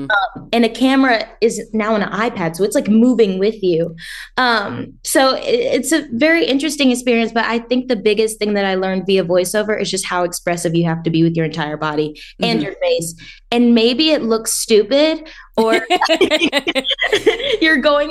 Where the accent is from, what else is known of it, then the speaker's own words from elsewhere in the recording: the South, United States; now in Los Angeles, United States; I grew up in the South